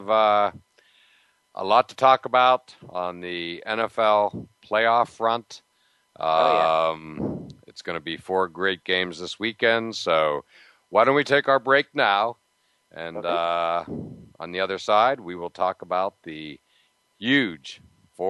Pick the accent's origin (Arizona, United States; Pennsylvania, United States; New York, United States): Pennsylvania, United States; near Pittsburgh; moved away; I grew up near Pittsburgh